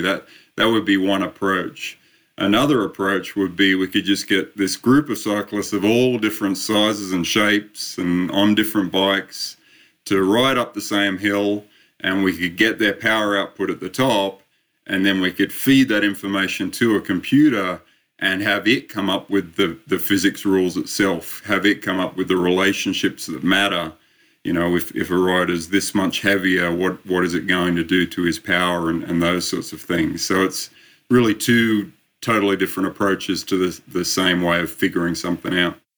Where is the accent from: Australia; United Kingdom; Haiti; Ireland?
Australia; also born or lived in Sydney, Australia; I started my uh, my studies a little over 30 years ago now, back in uh, back in Sydney, Australia